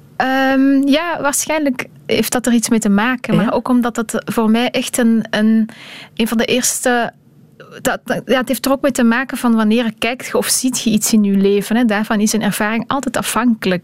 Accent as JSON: {"language": "Dutch", "country": "Belgium", "moved": "as an adult", "lives_now": "Brussels, Belgium"}